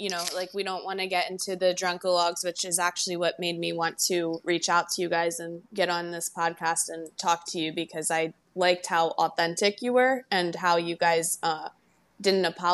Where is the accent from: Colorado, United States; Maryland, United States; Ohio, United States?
Maryland, United States; Baltimore; now in Naples, United States; I am from Baltimore, Maryland, and I live in Naples, Florida